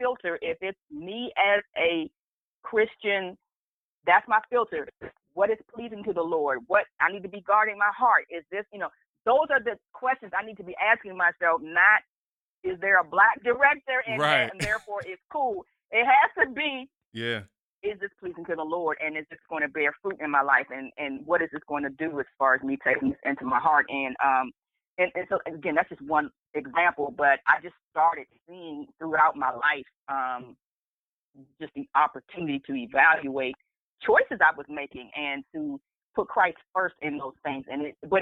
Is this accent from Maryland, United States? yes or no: yes; Prince George's County, Maryland, United States; I grew up in Prince George's County, Maryland, which is right outside of D.C.